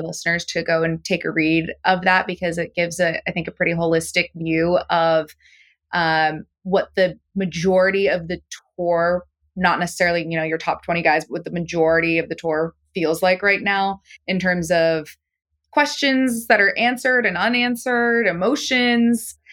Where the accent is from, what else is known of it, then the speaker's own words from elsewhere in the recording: San Francisco, California, United States; I'm from San Francisco